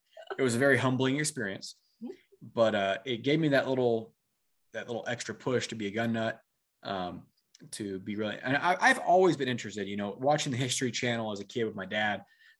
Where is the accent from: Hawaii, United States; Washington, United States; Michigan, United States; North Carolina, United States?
Washington, United States; And we had I grew up in Central Washington. We had a cabin in Montana, Missoula area.